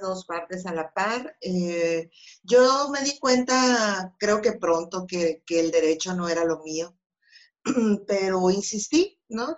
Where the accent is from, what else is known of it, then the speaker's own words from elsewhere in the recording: Empalme, Sonora, Mexico; yo nací en Empalme